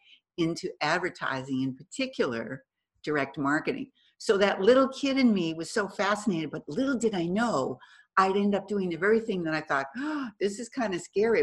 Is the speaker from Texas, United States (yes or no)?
no; Boston, Massachusetts, United States; moved away as an adult; now in California, United States; I'm originally from Boston. So I moved to California